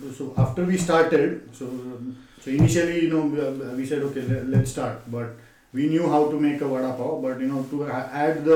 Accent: Mumbai, Maharashtra, India; moved away as an adult; also born or lived in Hounslow; now in London, United Kingdom; being born and brought up on vada pav, you know, because we are from Mumbai, school, college, hotel management, every day

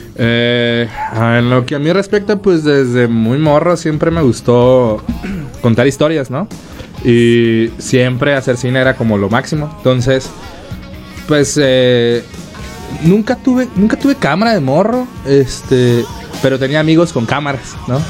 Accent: Ciudad Obregón, Sonora, Mexico; now in Mexico City, Mexico; yo soy de Obregón, Sonora

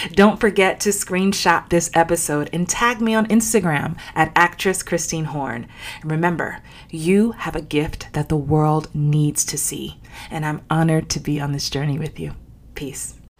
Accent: New York, United States; growing up in New York

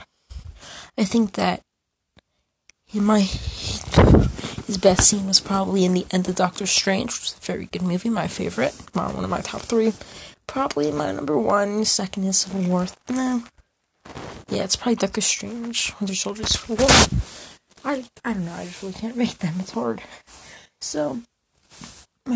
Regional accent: United States; as an American

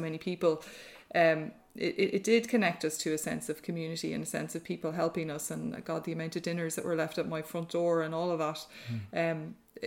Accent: Ardee, County Louth, Ireland; now in Greystones, Ireland; my dad was a GP in RD. And so I grew up with, there were six kids in my family

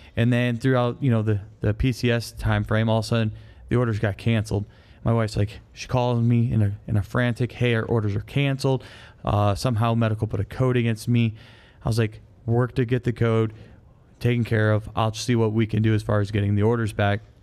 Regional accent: Michigan, United States; moved away; I'm from Michigan

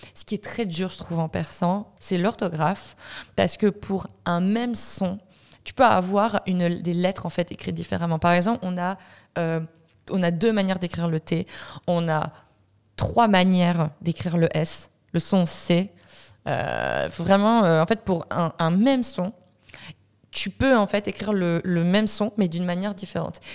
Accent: France; moved away as an adult; also born or lived in Iran (ancestry); now in Montreal, Canada; je viens de France, je suis d'origine iranienne. je me suis expatriée à Montréal il y a un an maintenant

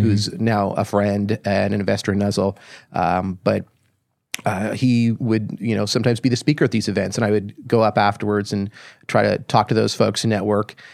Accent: Toronto, Ontario, Canada; moved away as an adult; also born or lived in Ottawa / Silicon Valley; I grew up in Toronto

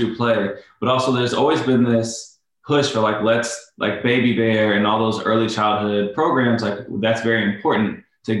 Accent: Illinois, United States; moved away; I'm originally from Illinois

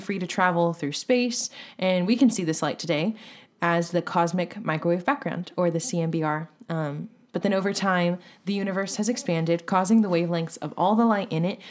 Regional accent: United States; We're from the United States anyways. Kilometers mean nothing to us.

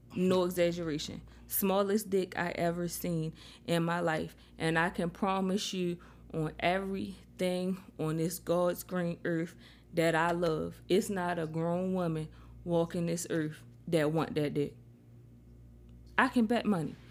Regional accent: Baltimore, Maryland, United States; now in Charlotte, United States; I'm in Charlotte, but I'm from Baltimore

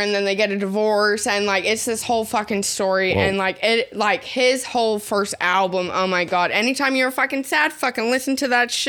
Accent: New York, United States; born there; I was born in New York, live in Georgia, blah blah blah.

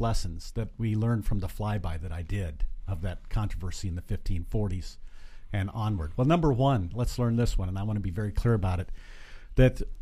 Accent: Glenrock, Wyoming, United States; also born or lived in Kimball, Nebraska; now in Lincoln, United States; But from 3rd grade on, lived in Glen Rock, Wyoming. So I'm from Wyoming

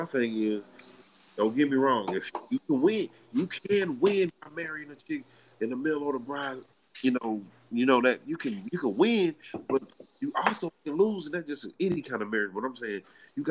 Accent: United States; born or raised there

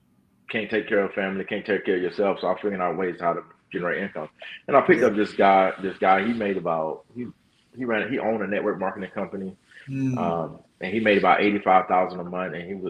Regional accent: Fayetteville, North Carolina, United States; now in Texas, United States; Fayetteville, North Carolina. I'm from

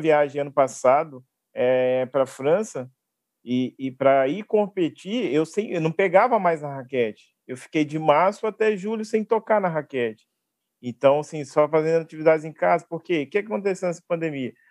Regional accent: Belo Horizonte, Minas Gerais, Brazil; eu sou de Belo Horizonte

